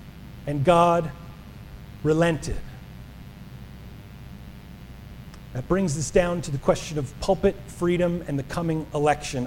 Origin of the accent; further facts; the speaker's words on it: New Jersey, United States; moved away; my home state, Atlantic City